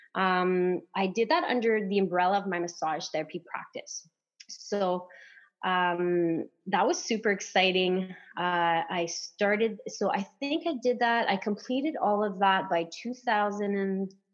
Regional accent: Timmins, Ontario, Canada; accent: French; first language French; English is a second language; moved away as an adult; now in Barrie, Canada; I'm French

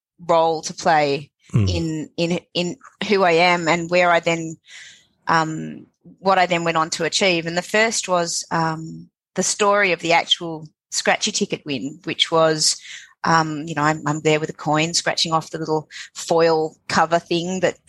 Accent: Sydney, New South Wales, Australia; born in Sydney, born in Balmain. When it was a – quite rough working class suburb.

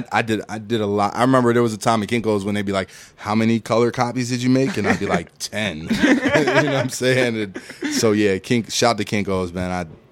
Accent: Philadelphia, Pennsylvania, United States; now in Atlanta, United States; I say I'm from Philly. I live in Atlanta.

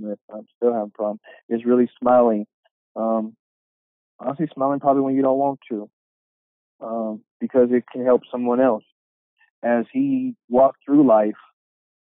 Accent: Sacramento, California, United States; I am from, born and raised in Sacramento.

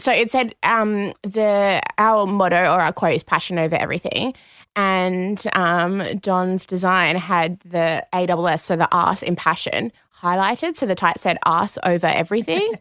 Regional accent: Perth, Western Australia, Australia; moved away as an adult; now in Sydney, Australia; we're both from Perth originally.

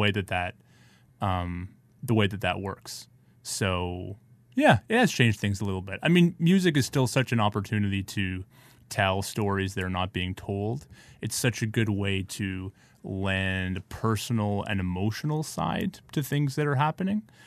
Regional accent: Ottawa, Ontario, Canada; also born or lived in New York; now in Toronto, Canada; I'm from Ottawa

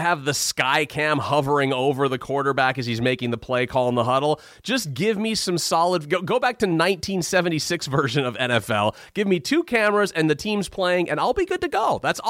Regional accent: Bay Area, California, United States; moved away as an adult; also born or lived in Brooklyn / New Jersey; I was born and raised in the Bay Area

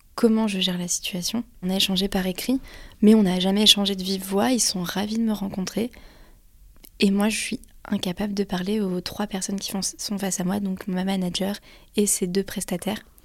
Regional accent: France; je suis française

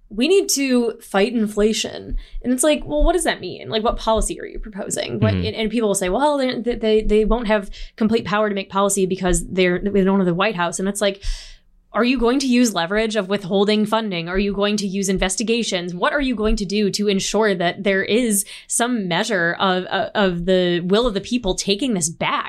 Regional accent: Toledo, Ohio, United States; I'm from the Midwest. I'm from Toledo, Ohio.

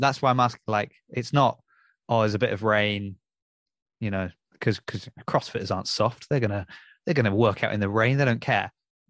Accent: Southampton, South East England, United Kingdom; growing up in Southampton

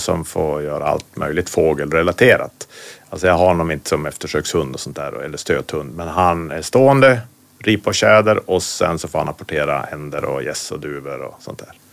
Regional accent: Västerbotten County, Sweden; now in Norrbotten, Sweden; Jag är från Västerbotten, bor i Norrbotten

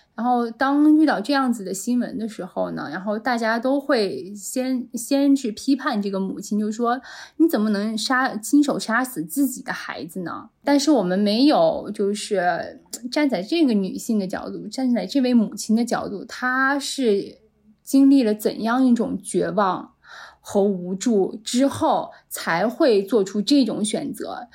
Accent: China; 我们作为一个中国人，在我们中国成长起来的

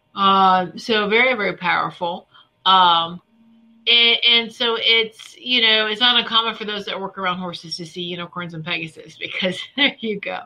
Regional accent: Virginia, United States; we did grow up in Virginia where it's ham, ham, ham, ham, Virginia hams

